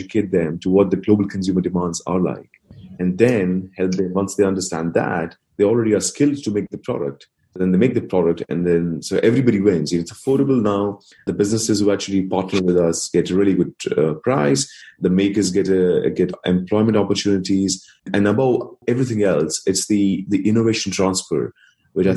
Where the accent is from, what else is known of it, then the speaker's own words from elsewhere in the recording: New Delhi, Delhi, India; moved away; So I was born and raised in India